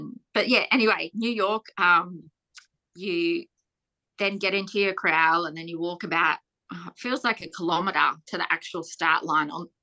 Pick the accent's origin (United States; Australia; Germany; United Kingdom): Australia